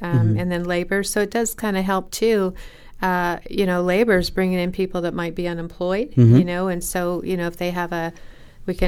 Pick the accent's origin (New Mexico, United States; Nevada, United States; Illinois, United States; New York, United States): Nevada, United States; Fallon; also born or lived in California; I'm actually from Fallon